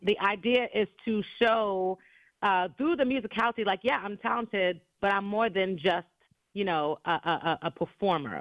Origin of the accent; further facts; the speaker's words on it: New York City, New York, United States; growing up in New York City